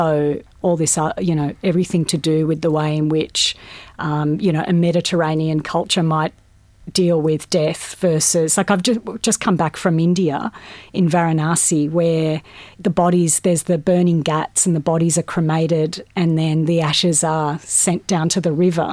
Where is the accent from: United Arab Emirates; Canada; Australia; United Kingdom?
Australia; growing up in Australia